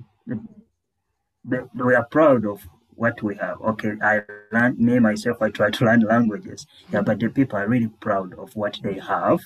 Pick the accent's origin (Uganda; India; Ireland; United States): Uganda; first language Lusoga; English is a second language; also born or lived in Busoga; now in Kampala, Uganda; Lusoga is my first language, and I spoke this up to about 12 years. And then I moved to where Luganda is spoken.